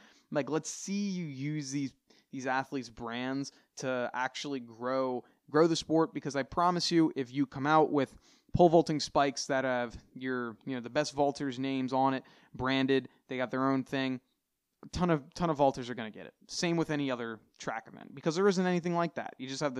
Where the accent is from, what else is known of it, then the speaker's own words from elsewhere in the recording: United States; I can't speak on everything that's going on throughout the entire world because I'm from the United States.